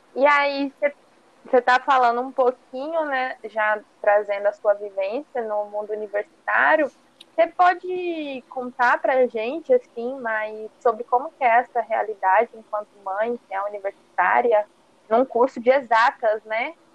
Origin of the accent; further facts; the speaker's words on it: Cuiabá, Mato Grosso, Brazil; sou daqui de Cuiabá e minha família é daqui